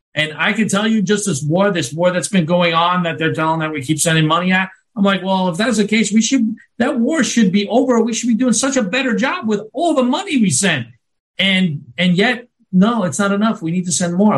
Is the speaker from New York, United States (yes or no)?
yes; New York, United States; now in Florida, United States; I'm from New York